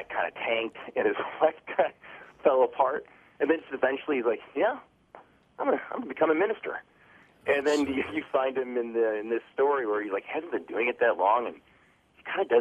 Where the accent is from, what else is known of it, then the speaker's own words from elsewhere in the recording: Cottage Grove, Minnesota, United States; I grew up in Cottage Grove, Minnesota